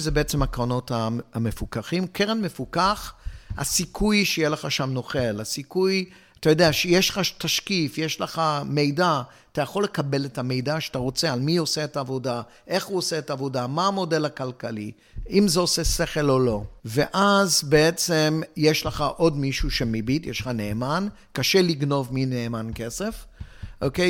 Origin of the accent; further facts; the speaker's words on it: Hong Kong; moved away; also born or lived in England / Israel; אני יליד הונג קונג